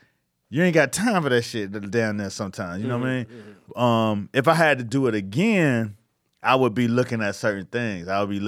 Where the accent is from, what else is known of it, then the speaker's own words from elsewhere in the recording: Brooklyn, New York, United States; I'm looking at Bed-Stuy. I was like, oh shit, I'm from Bed-Stuy, uh-huh.